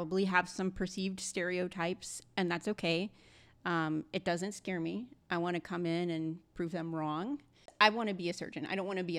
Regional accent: Birmingham, Alabama, United States; moved away as an adult; now in Atlanta, United States; So I was born and raised in Birmingham, Alabama

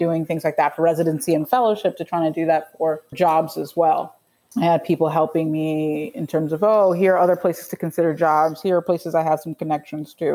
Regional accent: Nigeria; also born or lived in Atlanta, Georgia; now in New York, United States; I'm originally from Nigeria

